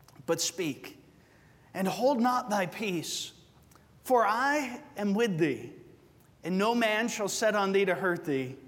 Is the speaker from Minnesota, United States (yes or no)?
no; Georgia, United States; moved away as an adult; also born or lived in Arizona; now in Covina, United States; I'm also from Georgia